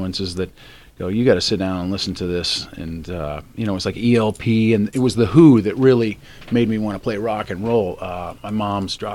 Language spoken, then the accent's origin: English; Bloomington, Indiana, United States; also born or lived in South Bend, Indiana; now in California, United States; I was born in South Bend, but I actually grew up in Bloomington, Indiana, which is the home of Indiana University